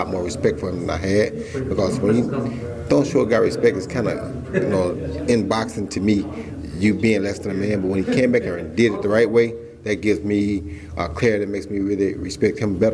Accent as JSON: {"language": "English", "country": "United States", "said": "being from America"}